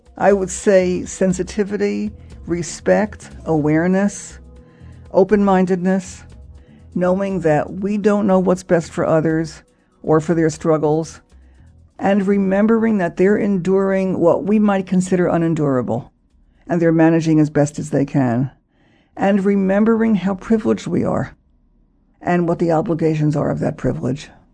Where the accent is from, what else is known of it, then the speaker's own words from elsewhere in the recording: United States; me as an American